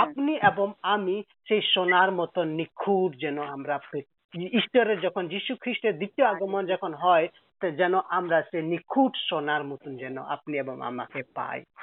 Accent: Nepal; moved away as an adult; also born or lived in Kolkata, India / Serampore, India; আমার বাড়ি নেপাল আর অরিজিনালি আমি নেপালের

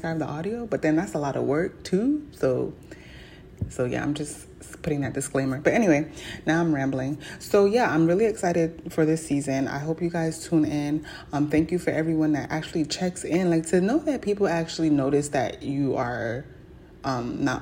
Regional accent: New York, United States; I wasn't born in New York, but I was raised in New York

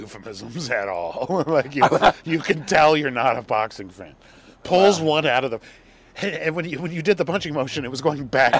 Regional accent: Jakarta, Indonesia; also born or lived in Hong Kong; I was born in Hong Kong, but I went to high school in Jakarta.

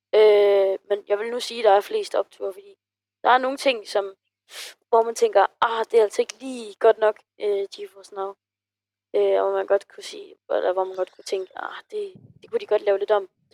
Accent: Funen, Southern Denmark, Denmark; jeg kommer fra Fyn

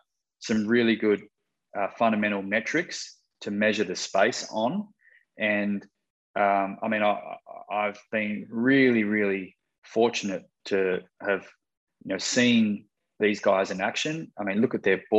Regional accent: Australia; moved away; growing up in Australia and cutting some of my corporate cloth there

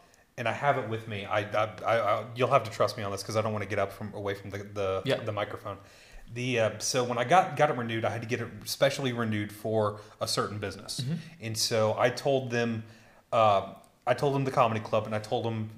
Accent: United States; moved away as an adult; now in Berlin, Germany; I'm an American. I'm in Berlin

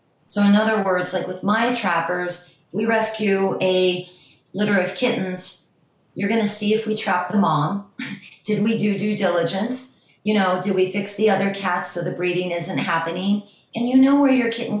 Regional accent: Ohio, United States; also born or lived in New York / Miami; now in Los Angeles, United States; I'm from Ohio originally, but I lived in New York. I learned to trap in Miami. I live in LA.

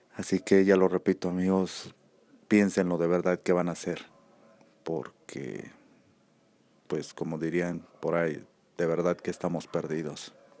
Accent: Aguascalientes, Mexico; aquí en mi país, México, eh, más concreto aquí en Aguascalientes

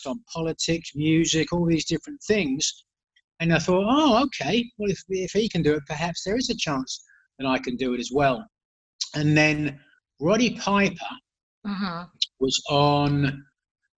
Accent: England, United Kingdom; I grew up in England

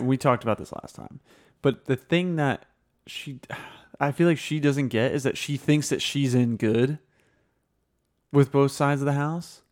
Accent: New Jersey, United States; I'm from Jersey.

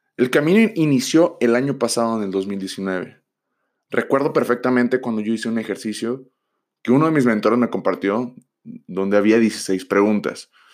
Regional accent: Tijuana, Baja California, Mexico; Yo soy de Tijuana

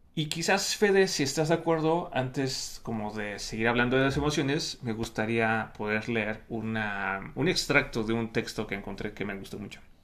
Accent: Mexico; desde mi propia experiencia de vida como hombre mexicano

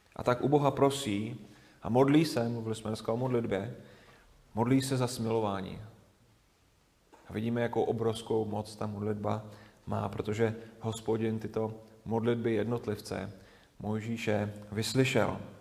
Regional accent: Moravia, Czechia; moved away as an adult; also born or lived in Lovosice; na Moravu, odkud jsme, odkud jsme do Lovosic přišli

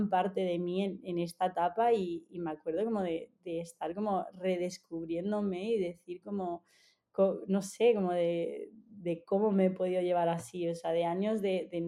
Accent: Argentina; also born or lived in Egypt / Canada; desde pequeña eh, me he estado mudando por el trabajo de mis padres, o sea, yo nací en Egipto, me crié, o sea, 10 años en Argentina, después estuve en Canadá

